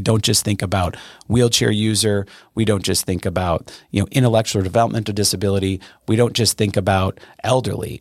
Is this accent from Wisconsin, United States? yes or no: yes; Brookfield, Wisconsin, United States; I grew up in Brookfield, which is a pretty wealthy neighborhood in the greater Milwaukee area